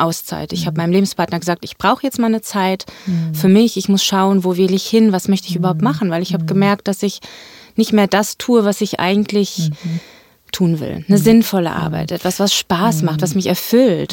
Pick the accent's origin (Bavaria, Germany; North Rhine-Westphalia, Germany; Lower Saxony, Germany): Lower Saxony, Germany; Göttingen; moved away as an adult; now in Hamburg, Germany; ich ähm, komme aus Göttingen, das ist meine Heimatstadt